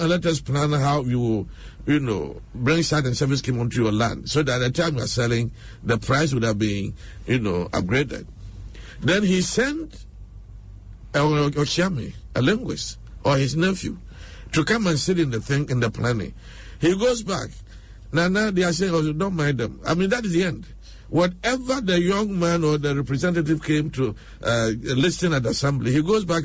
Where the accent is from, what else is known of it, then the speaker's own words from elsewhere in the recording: Sita, Ashanti, Ghana; now in Accra, Ghana; if you are living in my hometown, in Sita, in Ashanti region